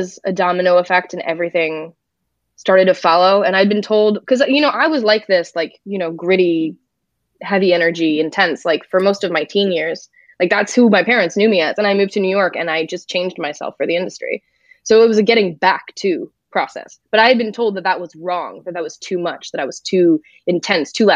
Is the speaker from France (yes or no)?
yes; France; moved away; I'm from France